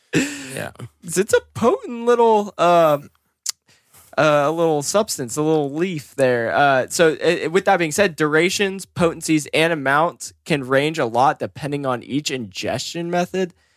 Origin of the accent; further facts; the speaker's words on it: Oregon, United States; I was born and raised in Oregon